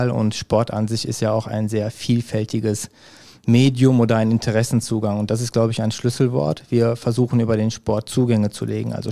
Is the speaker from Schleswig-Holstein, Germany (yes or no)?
no; Hückelhoven, North Rhine-Westphalia, Germany; also born or lived in Erkelenz; ich bin 31 Jahre alt, in Erkelenz geboren und Hückelofener. Ne? Ich wohne auch noch in Hückelofen.